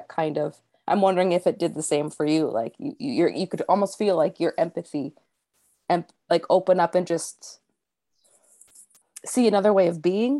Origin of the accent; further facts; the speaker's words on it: Northeastern Pennsylvania, United States; moved away; also born or lived in Washington; I grew up in Northeastern Pennsylvania, so it's not very diverse. You know, my first foray into diversity was when we moved to Washington, and it was a very heavy Filipino population.